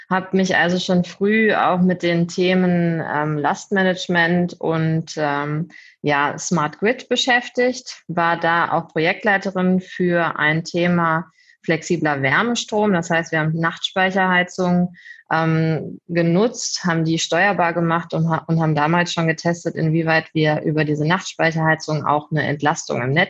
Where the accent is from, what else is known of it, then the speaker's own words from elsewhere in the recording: Hanover, Lower Saxony, Germany; Ich komme ursprünglich eigentlich aus der Ecke Hannover, bin aber jetzt äh